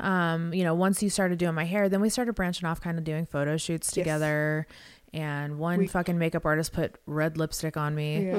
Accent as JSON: {"language": "English", "town": "Las Vegas", "region": "Nevada", "country": "United States", "said": "I'm from Vegas. This is like the only thing I know how to do is pose in lingerie"}